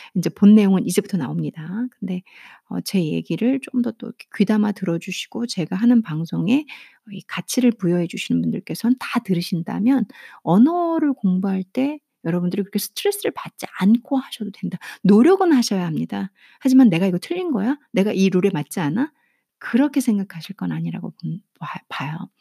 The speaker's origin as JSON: {"language": "Korean", "country": "South Korea", "said": "제가 한국 사람으로서"}